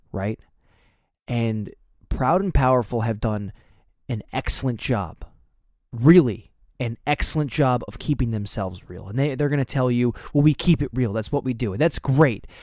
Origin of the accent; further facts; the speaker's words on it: United States; I grew up right outside of New York City